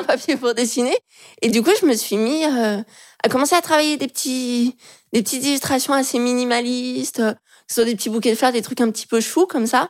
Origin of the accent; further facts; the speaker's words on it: Lyon, Auvergne-Rhône-Alpes, France; now in Paris, France; je suis de Lyon